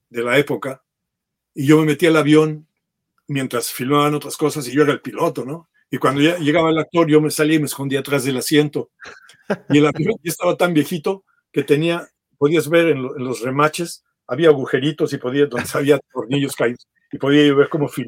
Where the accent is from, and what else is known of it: Mexico City, Mexico; born or raised there; moved away as an adult; also born or lived in San Mateo, Spain / Fréjus, France / New York, United States; now in United States